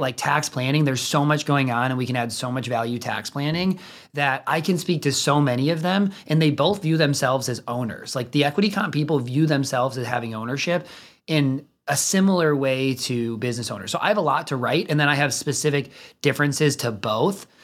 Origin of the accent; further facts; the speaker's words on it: suburb of Chicago, near the Illinois-Wisconsin border, United States; moved away as an adult; also born or lived in Minnesota; now in Indianapolis, United States; I'm from, like, a suburb of Chicago, if you're not from the area, if you're from the area, not a suburb of Chicago, like, kind of on the Illinois, Wisconsin border